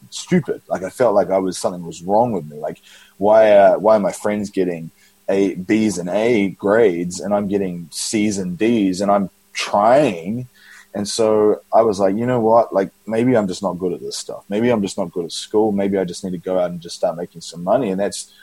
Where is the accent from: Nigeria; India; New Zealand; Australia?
New Zealand; Auckland; moved away; In New Zealand, Auckland, New Zealand